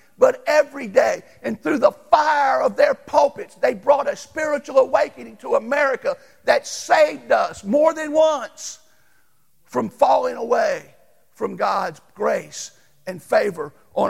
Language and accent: English; Louisiana, United States; I grew up in Louisiana